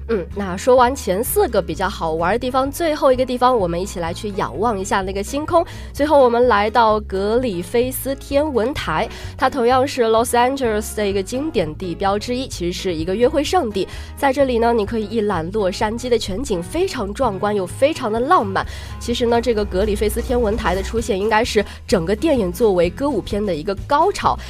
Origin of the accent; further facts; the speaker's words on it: China; 毕竟我们是中国人